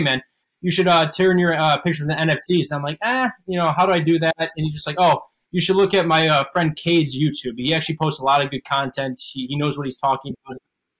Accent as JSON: {"language": "English", "town": "Charleston", "region": "South Carolina", "country": "United States", "said": "I'm actually from Charleston, South Carolina."}